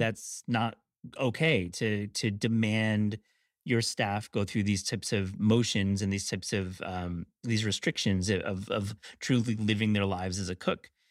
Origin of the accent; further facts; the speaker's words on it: Kalamazoo, Michigan, United States; I grew up in Kalamazoo